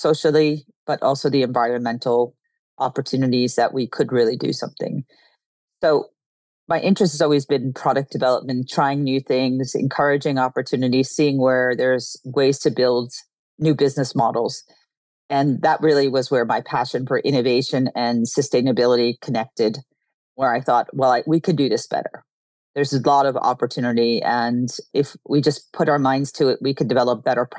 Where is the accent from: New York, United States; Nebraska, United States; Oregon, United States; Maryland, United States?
New York, United States; I grew up in New York